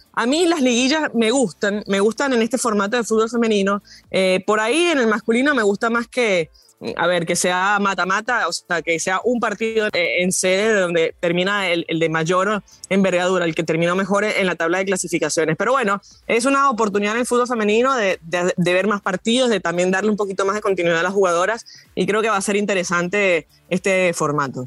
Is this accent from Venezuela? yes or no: yes; Venezuela; yo como venezolana